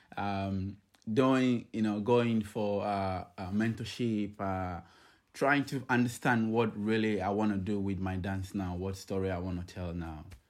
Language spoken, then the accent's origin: English; Ghana; moved away as an adult; now in Sydney, Australia; I'm, uh, originally from Ghana, I've been in Sydney, uh, for over ten years now